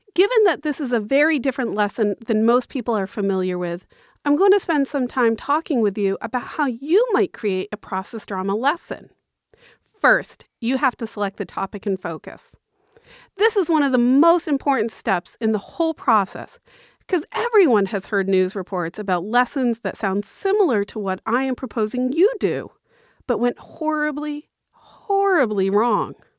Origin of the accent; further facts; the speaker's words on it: Massachusetts, United States; I'm from Massachusetts